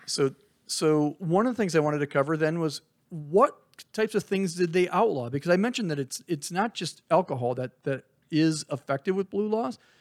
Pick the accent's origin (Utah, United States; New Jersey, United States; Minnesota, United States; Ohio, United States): Minnesota, United States; now in Arizona, United States; I grew up in Minnesota